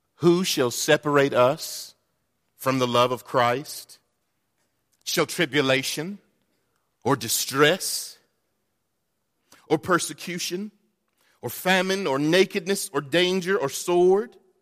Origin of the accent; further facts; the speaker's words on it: North Carolina, United States; moved away; I'm from North Carolina